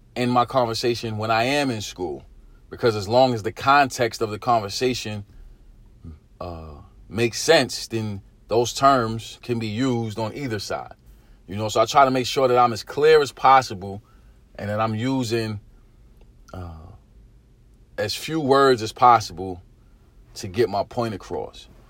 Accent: New York City, New York, United States; Growing up in East New York, Brooklyn, our, our vocabulary was very limited

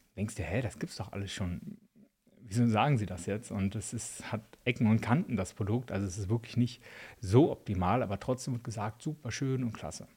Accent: eastern Germany, Spreewald region, Brandenburg, Germany; now in Switzerland; bei uns im Osten, Spreewaldregion

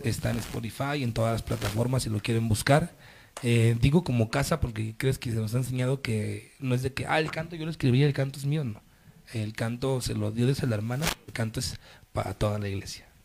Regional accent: Mexico; somos los únicos de México

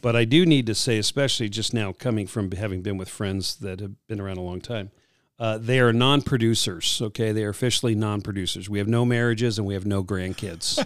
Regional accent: Southern California, United States; growing up in Southern California

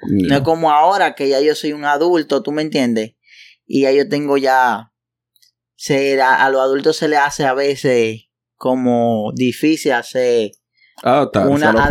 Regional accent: Dominican Republic; also born or lived in Panama; now in United States; yo salí de la República Dominicana, pero para Estados Unidos. {S0} ¿Para donde tú te fueras? {S1} Bueno, para Estados Unidos yo vine para acá en el 2012.

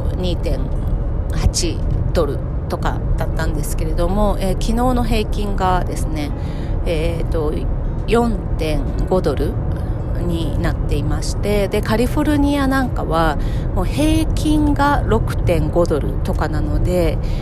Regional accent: Japan; now in United States; 日本に帰る

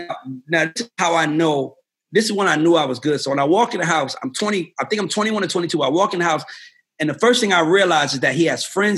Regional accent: Georgia, United States; I grew up on Old National Highway, and this dude I went to school with flags me down

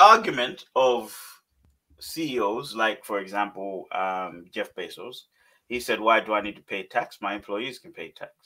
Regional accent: Malawi; Growing up in Malawi

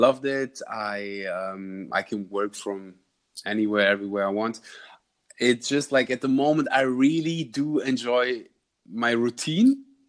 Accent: Germany; English is a second language; I had the the honor to learn Dutch because I'm from Germany, so it's really close.

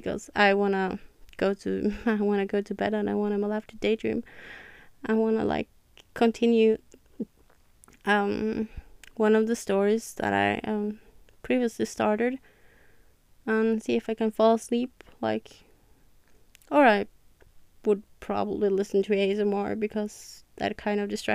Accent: Norway; English is a second language; I'm from Norway

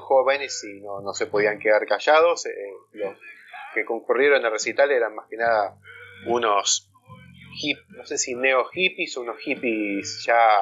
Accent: San Miguel, Buenos Aires Province, Argentina; moved away as an adult; now in Tigre, Argentina; Yo soy de San Miguel

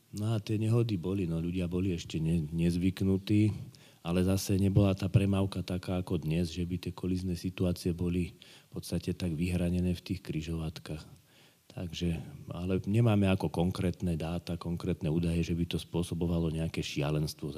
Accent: Žilina, Žilina Region, Slovakia; som rodený Žilinčan

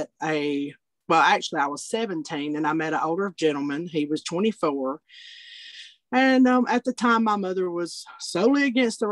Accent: Altoona, Alabama, United States; I am from Alabama. I'm from a small community and a county called Blount County, Alabama. And I grew up actually in a little town called Altoona.

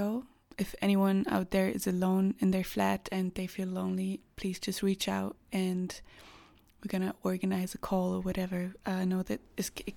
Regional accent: Germany; moved away as an adult; now in Vienna, Austria; I'm currently in Vienna, Austria. I'm actually from Germany, but I work here

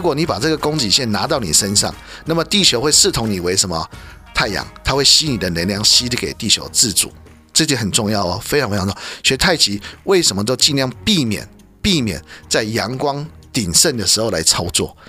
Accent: China; 我们中国人

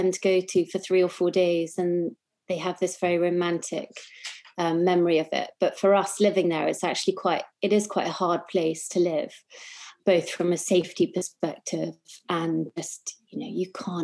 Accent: South Africa; also born or lived in New York; now in England; I grew up in South Africa

